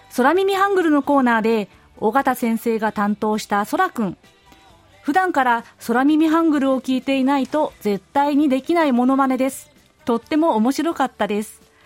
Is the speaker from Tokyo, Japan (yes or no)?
yes; Tokyo, Japan; moved away as an adult; now in Gyeonggi Province, South Korea; 私は日本の東京で生まれ育った、在日コリアン三世です